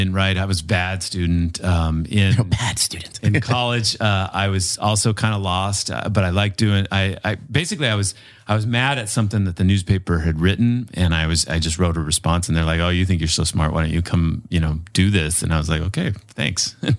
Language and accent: English; Colorado, United States; also born or lived in Utah; You know, I grew up mostly in Colorado, and then I moved to Utah when I was about 12 and grew up there then.